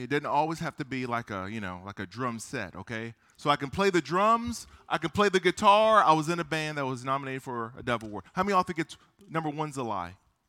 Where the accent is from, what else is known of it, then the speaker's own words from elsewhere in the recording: South Korea; born there; I was born in Korea. I'm half Korean. My mom was Korean.